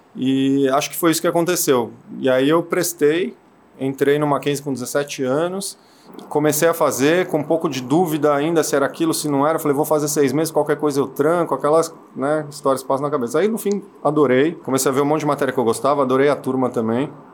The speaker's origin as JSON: {"language": "Portuguese", "region": "São Paulo", "country": "Brazil", "tie": "born or raised there", "said": "Nasci em Perdizes, bairro de São Paulo, Zona Oeste."}